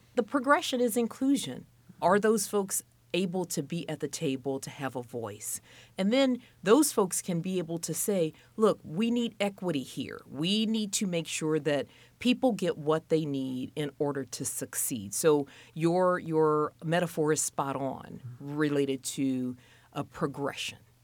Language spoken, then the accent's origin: English; Louisiana, United States; moved away as an adult; also born or lived in Minneapolis, Minnesota / Boston / Alabama / Mississippi; now in Indianapolis, United States; fifteen years at Louisiana State University in my home state